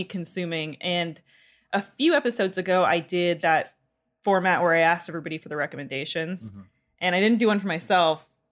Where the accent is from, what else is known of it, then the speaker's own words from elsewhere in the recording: Canada; I am Canadian